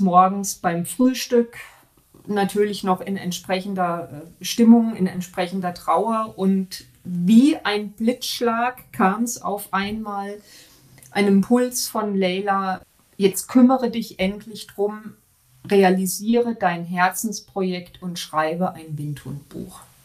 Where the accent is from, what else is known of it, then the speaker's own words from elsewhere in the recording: Germany; bei uns in Deutschland